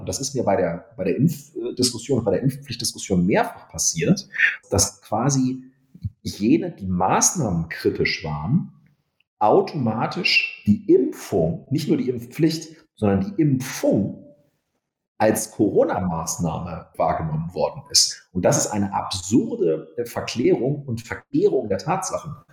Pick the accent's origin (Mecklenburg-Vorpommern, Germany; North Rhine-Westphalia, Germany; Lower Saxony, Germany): Lower Saxony, Germany; Wolfenbüttel; also born or lived in Hamburg; In meiner Heimat Niedersachsen